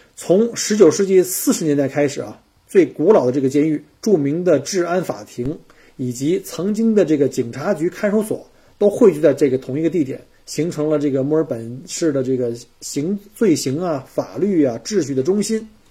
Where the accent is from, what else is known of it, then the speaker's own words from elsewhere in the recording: Beijing, China; now in Melbourne, Australia; 我是北京来的